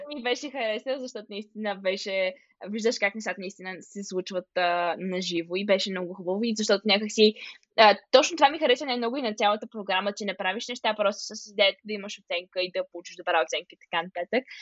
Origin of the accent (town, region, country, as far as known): Bulgaria; now in Arnhem, Netherlands